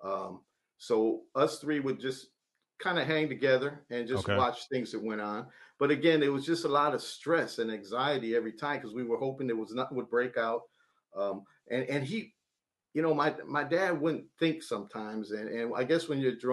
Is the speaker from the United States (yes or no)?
yes; East Chicago, Indiana, United States; I'm from East Chicago, Indiana.